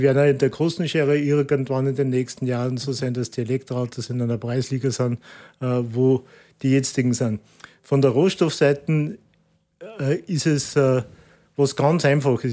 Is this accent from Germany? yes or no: no; Austria; als Österreicher